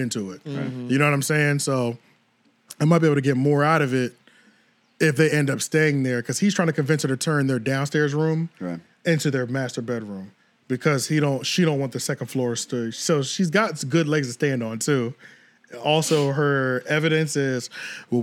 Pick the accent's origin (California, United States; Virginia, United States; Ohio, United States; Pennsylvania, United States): Pennsylvania, United States; right outside of Philadelphia; Right outside of Philly